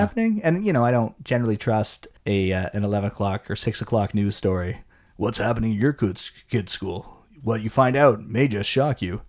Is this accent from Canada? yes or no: yes; Canada; we grew up in Canada